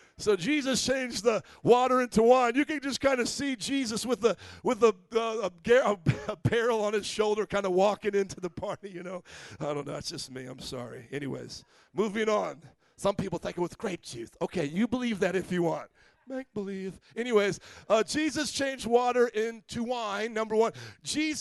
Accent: Indiana, United States; moved away; I was from Indiana.

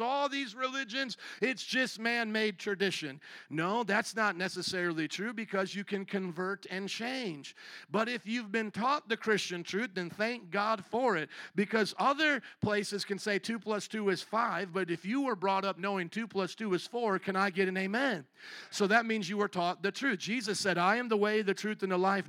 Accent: United States; I was born in the American culture

